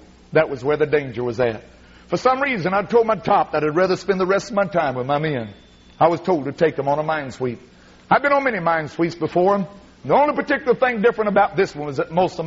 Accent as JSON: {"language": "English", "town": "McLeansboro", "region": "Illinois", "country": "United States", "tie": "born or raised there", "said": "my hometown, McLeansboro, Illinois"}